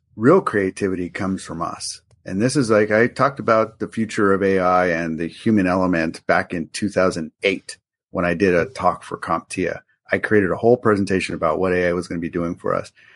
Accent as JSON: {"language": "English", "town": "Albuquerque", "region": "New Mexico", "country": "United States", "tie": "born or raised there", "said": "growing up in Albuquerque, New Mexico"}